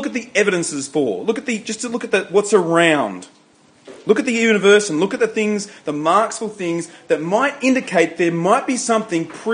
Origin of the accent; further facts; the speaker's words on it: Riverina, New South Wales, Australia; I grew up in the Riverina, it's infested by pine trees